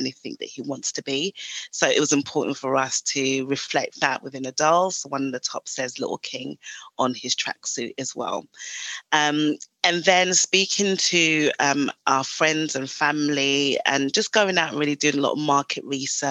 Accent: Ghana; moved away; So originally I'm from Ghana in West Africa.

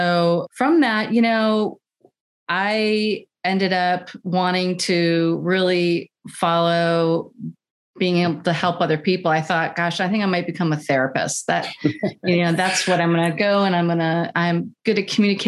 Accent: Virginia, United States; we were raised in Virginia on an 18-acre farm

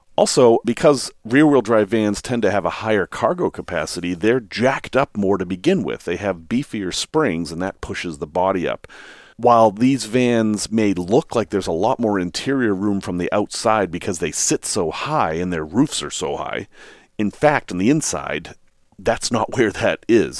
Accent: New England, United States; I grew up in New England

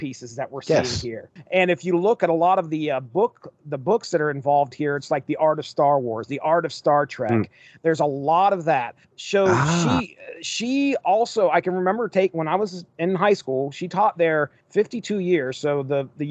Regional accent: Marietta, Ohio, United States; my hometown, Marietta, Ohio

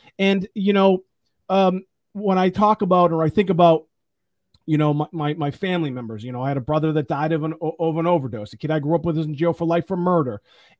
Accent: Chicago, Illinois, United States; Well, you know, imagine what it's like growing up in the South Side of Chicago. You know, I grew up really tough, like really tough.

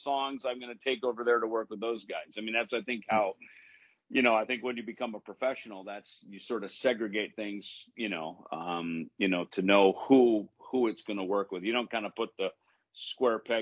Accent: the Midwest, Minnesota, United States; a lot of cover bands in Minnesota, because you know that was the gig in where I grew up in the Midwest.

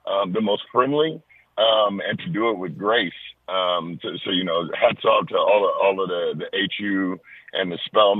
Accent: Los Angeles, California, United States; I'm born and raised in Los Angeles

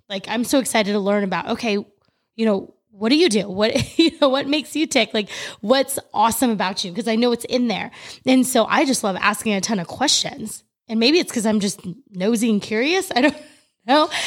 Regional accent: California, United States; moved away as an adult; now in Florida, United States; growing up in California my entire life

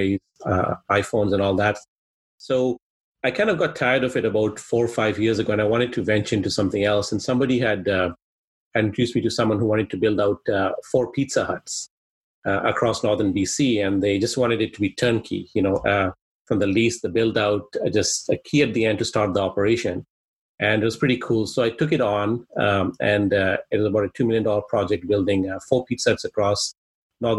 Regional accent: Kenya; first language Swahili; English is a second language; now in Canada; I'm originally actually from Kenya, East Africa

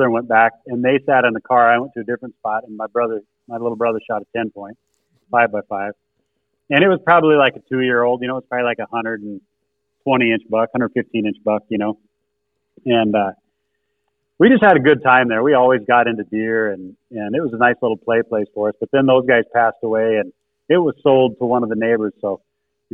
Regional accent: Spearfish, South Dakota, United States; my hometown of Spearfish

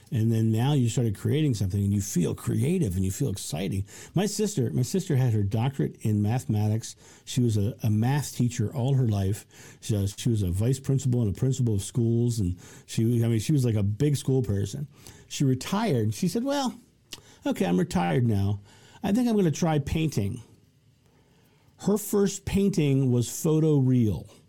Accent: United States; I'm American

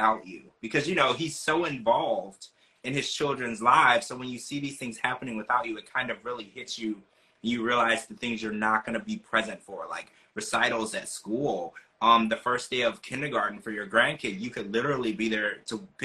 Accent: United States; as an American

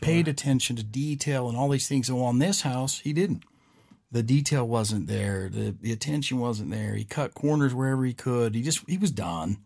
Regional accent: West Coast, United States; I'm not from here. I'm from the West Coast.

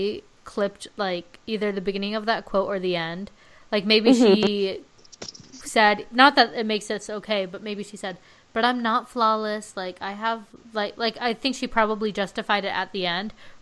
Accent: Palm Springs, California, United States; I'm from Palm Springs.

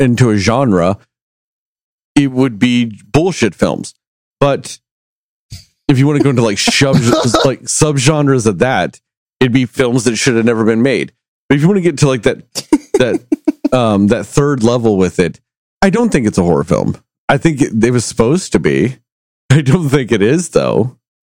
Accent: Texas, United States; I grew up in Texas

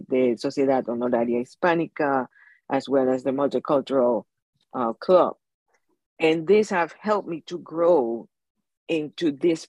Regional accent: Panama; moved away as an adult; now in Hawaii, United States; was born and raised in Panama. I left my country when I was 28 years old

